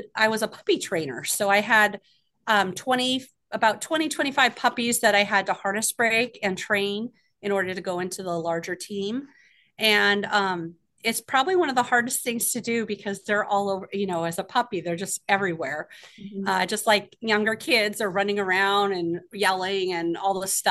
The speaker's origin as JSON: {"language": "English", "town": "Ketchikan", "region": "Alaska", "country": "United States", "tie": "born or raised there", "said": "I grew up here in Ketchikan, Alaska. I moved here when I was 5 years old"}